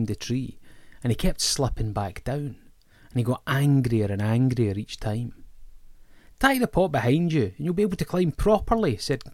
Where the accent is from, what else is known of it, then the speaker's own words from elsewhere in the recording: Greenock, Scotland, United Kingdom; My hometown, Greenock, was a sugar town and a port